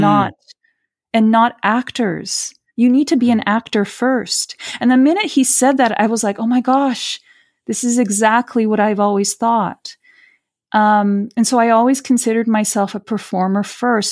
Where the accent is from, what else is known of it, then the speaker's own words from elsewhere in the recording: Rio de Janeiro, Brazil; now in Canada; I'm Brazilian. I'm from Rio de Janeiro.